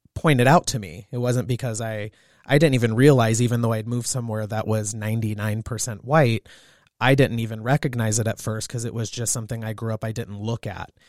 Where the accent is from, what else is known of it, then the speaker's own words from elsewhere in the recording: Southern California, United States; now in Montana, United States; I grew up in Southern California and I'm half Asian